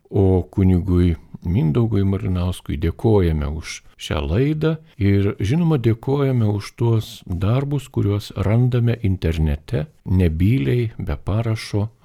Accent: Lithuania

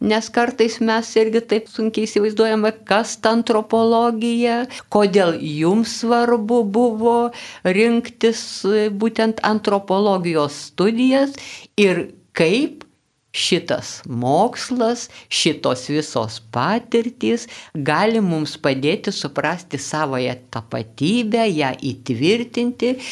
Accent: Lithuania; Mes e, čia, kur augome Lietuvoje, na, buvo tokių įvairių buvo laikas, kai nebuvo psichologijos.

